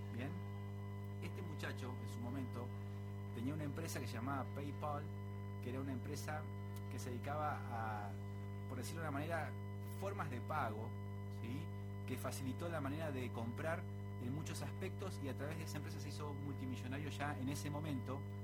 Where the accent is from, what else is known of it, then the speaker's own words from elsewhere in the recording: Argentina; nuestro folclore como argentinos